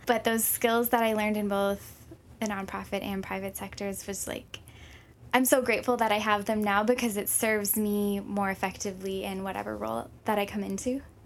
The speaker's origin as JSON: {"language": "English", "region": "Minnesota", "country": "United States", "tie": "born or raised there", "also_born_or_lived": "Hawaii / Saint Paul, Minnesota", "moved": "as an adult", "lives_now": "Honolulu, United States", "said": "when I was three, we ended up moving to Minnesota"}